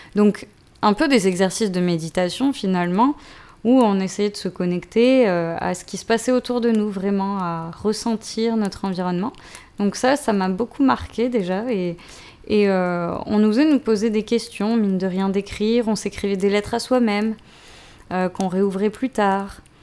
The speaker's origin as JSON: {"language": "French", "town": "Marseille", "region": "Provence-Alpes-Côte d'Azur", "country": "France", "tie": "born or raised there", "said": "j'ai grandi de, de, mes 4 à 18 ans à Marseille."}